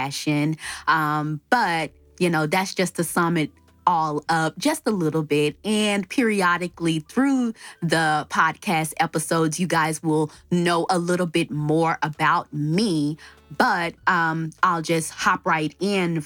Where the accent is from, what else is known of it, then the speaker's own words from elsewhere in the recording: Dallas, Texas, United States; moved away; also born or lived in Palmdale, California / Lancaster, California; I was born and raised in Dallas, Texas